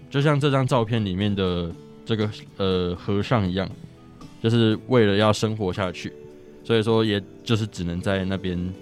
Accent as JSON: {"language": "Chinese", "region": "Chiayi County", "country": "Taiwan", "said": "我是嘉义人"}